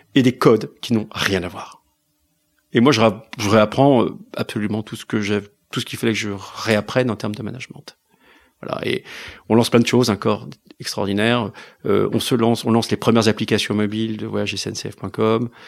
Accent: France; la France, c'est c'est là où j'ai reçu mon éducation, c'est ma culture

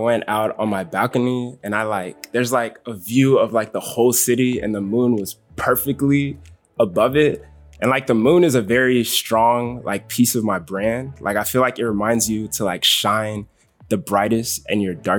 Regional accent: Texas, United States; moved away as an adult; also born or lived in Zimbabwe; now in Los Angeles, United States; I was born in Zimbabwe, but I grew up in Texas and I now live in Los Angeles, California.

